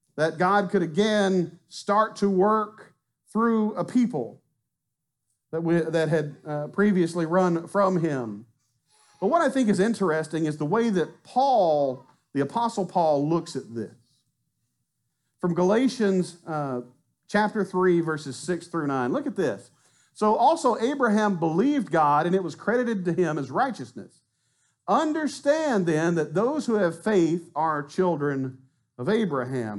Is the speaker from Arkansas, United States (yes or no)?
yes; Arkansas, United States; now in Mont Belvieu, United States; I'm from Arkansas. You know, I'd have probably stayed there